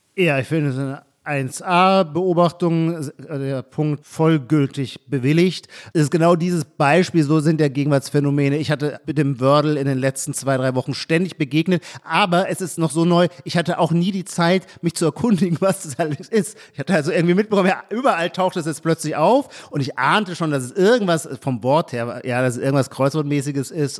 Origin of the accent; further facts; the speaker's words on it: Baden-Württemberg, Germany; moved away; also born or lived in Brandenburg; aus meiner Kindheit und Jugend in Baden-Württemberg